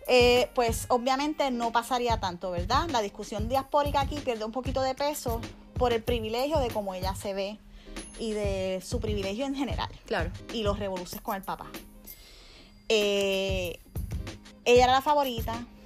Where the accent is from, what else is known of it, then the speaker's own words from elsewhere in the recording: Puerto Rico; now in Miami, United States; Obviamente somos un país que no es independiente